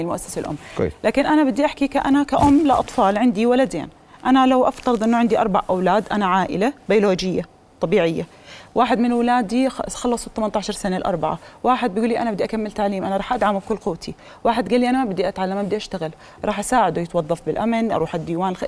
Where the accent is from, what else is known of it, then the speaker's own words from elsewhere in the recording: Jordan; انا بعتز في انه انا كاردنيه